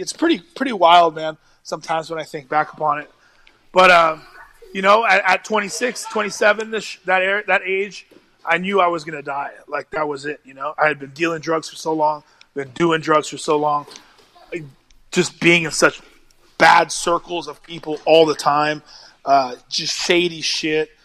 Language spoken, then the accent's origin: English; United States; I'm American